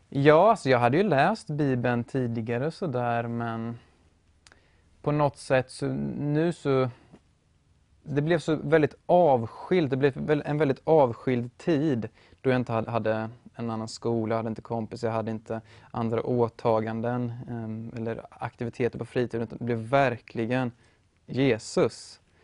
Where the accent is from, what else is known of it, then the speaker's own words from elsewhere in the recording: Motala, Östergötland, Sweden; also born or lived in Uppsala; now in Norrköping, Sweden; född och uppvuxen i Motala